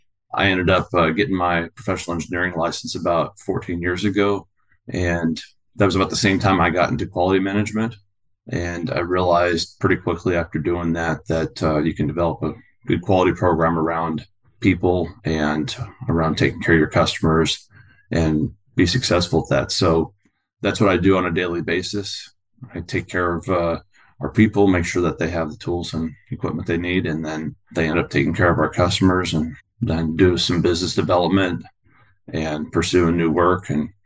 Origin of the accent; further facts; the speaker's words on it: San Diego, California, United States; also born or lived in Louisville, Kentucky; now in Washington State, United States; I'm originally from San Diego and went in the Army, and I call Louisville, Kentucky my home.